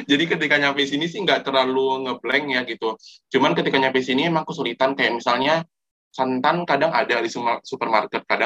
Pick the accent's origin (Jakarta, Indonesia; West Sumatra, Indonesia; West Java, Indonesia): West Sumatra, Indonesia; Padang; apalagi aku dari Padang ya